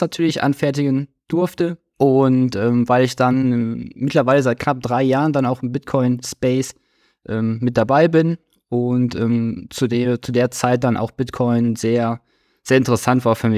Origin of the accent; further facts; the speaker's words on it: Krefeld, North Rhine-Westphalia, Germany; 32 Jahre alt, ich komme aus Krefeld, Nähe von Düsseldorf